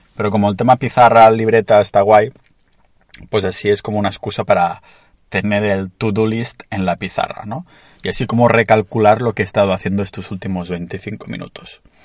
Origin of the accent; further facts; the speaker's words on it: a town near Barcelona, Catalonia, Spain; estoy en mi pueblo cerca de Barcelona